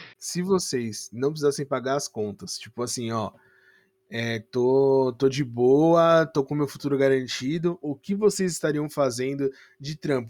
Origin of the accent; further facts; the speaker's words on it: São Paulo, Brazil; eu sou de São Paulo